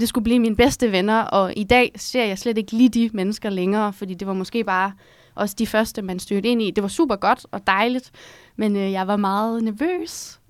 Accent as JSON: {"language": "Danish", "town": "Herning", "region": "Central Denmark Region", "country": "Denmark", "moved": "as an adult", "lives_now": "Copenhagen, Denmark", "said": "Jeg er fra Herning"}